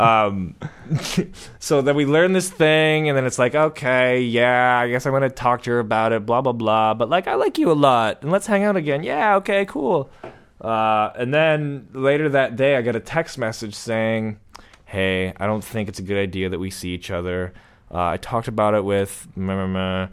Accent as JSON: {"language": "English", "town": "Vancouver", "region": "British Columbia", "country": "Canada", "said": "I'm from Vancouver. I'm sort of from Vancouver, too."}